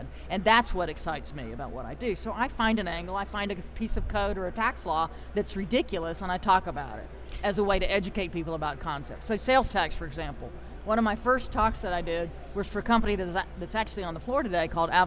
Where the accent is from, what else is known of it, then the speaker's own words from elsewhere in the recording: Greenville, South Carolina, United States; moved away; I'm from Greenville, South Carolina originally.